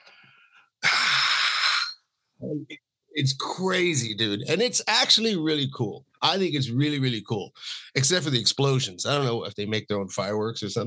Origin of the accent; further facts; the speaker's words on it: Dallas, Texas, United States; also born or lived in Los Angeles, United States; now in Spain; growing up in Dallas, I was a Dallas Cowboys fan